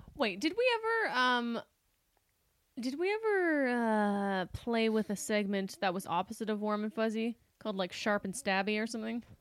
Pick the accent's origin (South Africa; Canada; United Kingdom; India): Canada; moved away as an adult; now in Los Angeles, United States; we were Canadian, we were Canadian, we are Canadian. We didn't have credit when we arrived